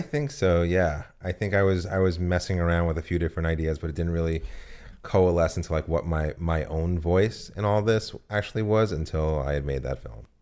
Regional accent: United States; also born or lived in New Jersey; I'm from New York and New Jersey.

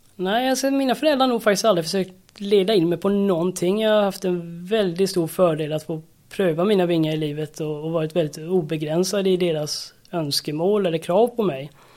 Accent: Färjestaden, Kalmar County, Sweden; är uppvuxen på Öland, med brofästet i Färjestaden.

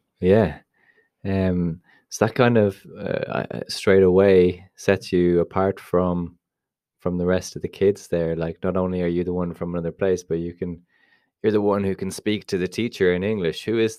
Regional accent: Dublin, Leinster, Ireland; also born or lived in Mullingar; I moved from Mullingar to Dublin when I was 5, 6, which is essentially, we'll just say, the countryside to, well, it's not countryside, but a more rural area to the city.

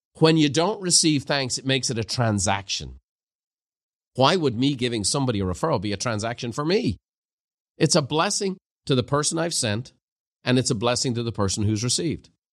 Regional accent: Ireland; the culture I grew up in Ireland

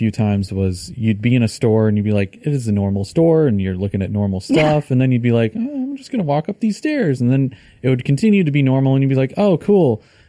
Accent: United States; as an American anyway

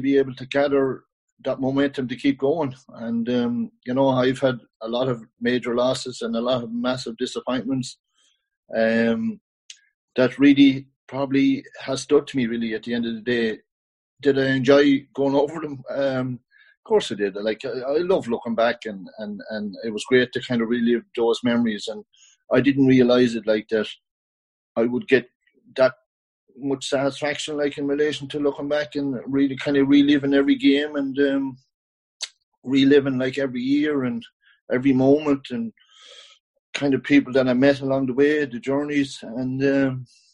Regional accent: County Kildare, Ireland; moved away as an adult; also born or lived in New York / West Cork; I grew up in Kildare

